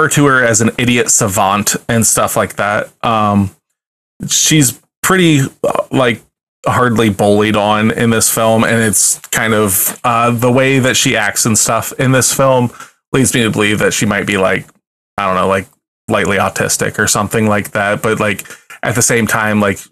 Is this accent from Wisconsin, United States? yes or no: no; Ohio, United States; We're from Ohio